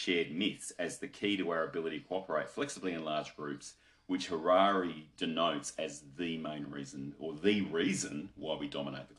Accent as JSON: {"language": "English", "country": "Australia", "said": "So I'm an Australian"}